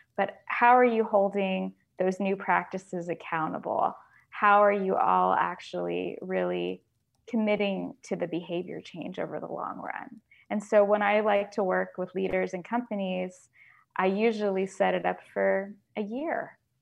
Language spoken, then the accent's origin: English; Florida, United States; when I was growing up in Florida